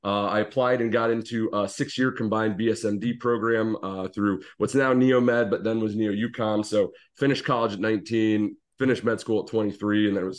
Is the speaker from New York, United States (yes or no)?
no; Canton, Ohio, United States; Yeah, so I grew up in Canton, Ohio, as the suit of armor behind me would denote.